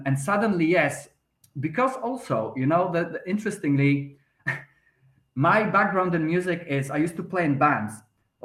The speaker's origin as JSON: {"language": "English", "country": "Poland", "tie": "born or raised there", "also_born_or_lived": "London, United Kingdom", "second_language": "English", "moved": "as an adult", "lives_now": "Malta", "said": "I'm Polish myself. I was born in Poland, but then I, after leaving, you know, I was 23, I think, I moved to the UK."}